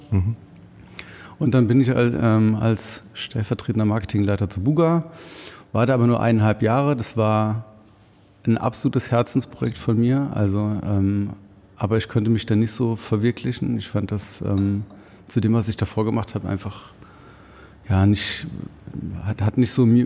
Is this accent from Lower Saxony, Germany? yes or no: no; Rhineland-Palatinate, Germany; moved away as an adult; now in Heilbronn, Germany; Ich komme ursprünglich aus dem Hunsrück und ähm, bin dann da mit 19 nach Wiesbaden und kurz danach nach Frankfurt gezogen und bin dann vor elf Jahren, zwölf Jahren nach Heilbronn gekommen